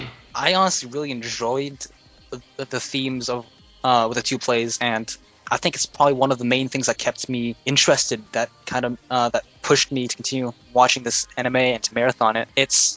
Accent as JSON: {"language": "English", "country": "Canada", "said": "I'm a Canadian."}